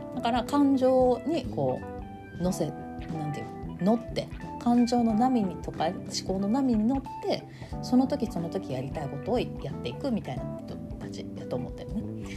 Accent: Kansai, Japan; accent: Kansai-ben

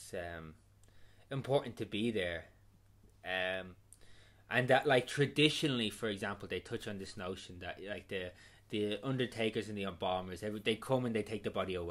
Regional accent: Ireland; I do feel lucky being Irish

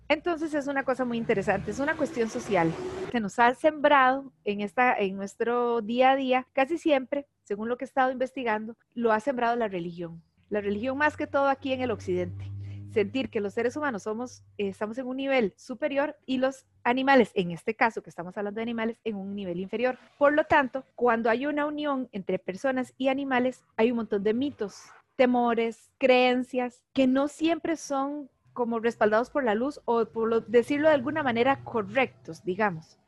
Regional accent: San Joaquín de Flores, Heredia, Costa Rica; yo nací en Heredia, yo soy de San Joaquín de Flores y desde pequeñita siempre he estado en contacto con muchos animales

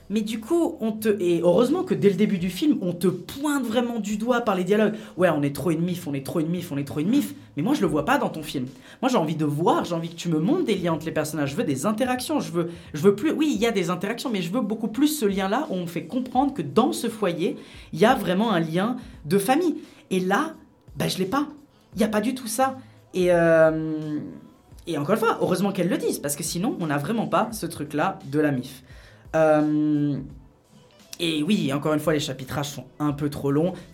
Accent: Geneva, Switzerland; moi je suis de Genève

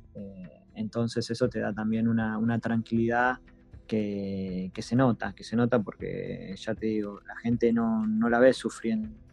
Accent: Argentina; now in Netherlands; sos argentino

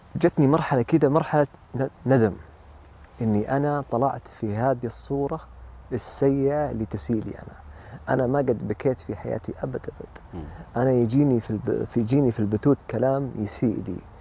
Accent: Saudi Arabia; انا سعودي وامي لبنانيه

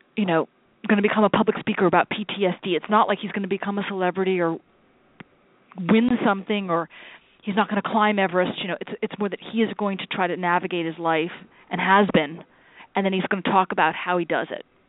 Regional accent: United States; as an American, as a fellow American

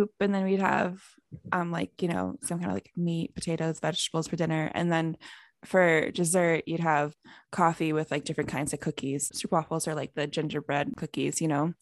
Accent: Canada; growing up in Canada, we had to learn French from year one of school

